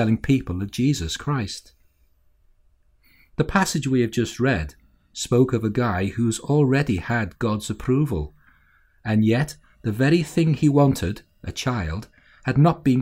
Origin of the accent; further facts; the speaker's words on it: Walton, United Kingdom; As a young lad growing up in Walton